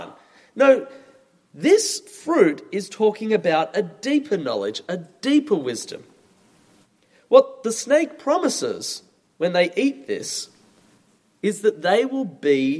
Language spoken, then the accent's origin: English; Australia; moved away; As you maybe have noticed from my accent, I'm from Australia